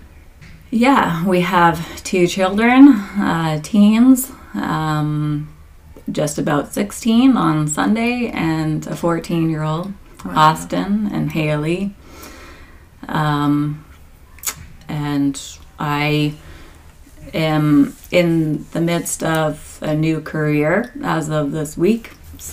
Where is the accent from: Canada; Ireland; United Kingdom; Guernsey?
Canada; Conestoga, Ontario; also born or lived in Peterborough / Texas; I grew up in Conestoga, so my home church was Woodside